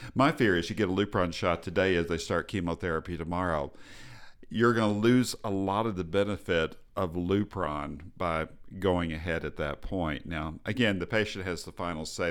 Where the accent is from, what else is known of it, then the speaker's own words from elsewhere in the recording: Texas, United States; I'm from Texas